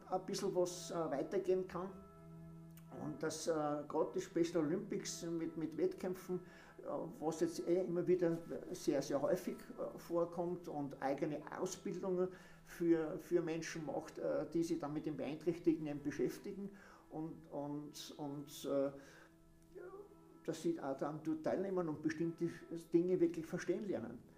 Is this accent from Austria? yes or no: yes; Eisenerz, Styria, Austria; moved away as an adult; now in Eibiswald, Austria; ich bin in Eisenheiß geboren und auch dort aufgewachsen und lebe jetzt in Eiviswald. Und äh, bin von Eisenheiz schon mit 20 dann weg.